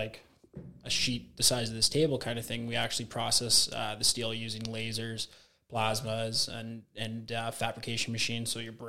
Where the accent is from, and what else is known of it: Hamilton, Ontario, Canada; born or raised there; moved away as an adult; also born or lived in Toronto, Canada / Newmarket, Canada; now in Saskatoon, Canada